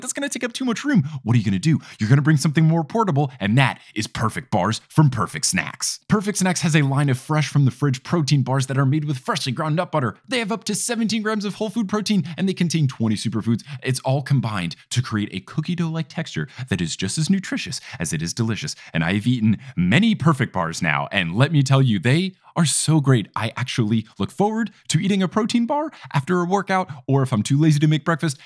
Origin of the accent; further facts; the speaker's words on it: United States; as an American